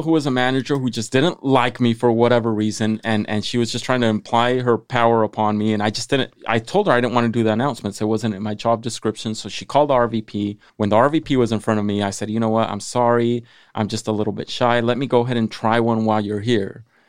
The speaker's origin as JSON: {"language": "English", "town": "Salinas", "region": "California", "country": "United States", "tie": "born or raised there", "said": "I was born and raised in Salinas"}